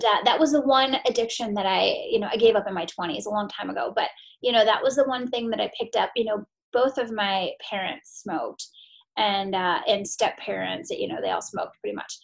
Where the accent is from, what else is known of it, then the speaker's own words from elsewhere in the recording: Maine, United States; I grew up in Maine